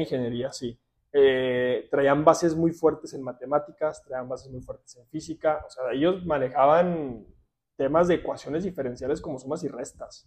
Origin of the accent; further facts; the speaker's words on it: Ciudad Juárez, Chihuahua, Mexico; also born or lived in Alberta, Canada; yo crecí, nací, crecí y estudié aquí en Ciudad Juárez